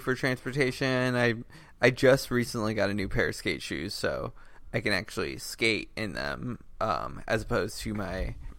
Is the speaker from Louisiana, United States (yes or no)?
no; San Diego, California, United States; And I grew up in San Diego, so lots of places to skateboard.